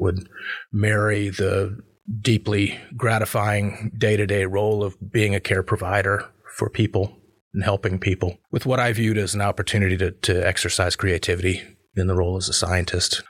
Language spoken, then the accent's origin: English; Chapel Hill, North Carolina, United States; also born or lived in Southern California / Seattle; I grew up in Chapel Hill